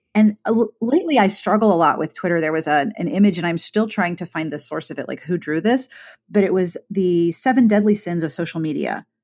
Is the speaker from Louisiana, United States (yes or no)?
no; Pittsburgh, Pennsylvania, United States; I am from Pittsburgh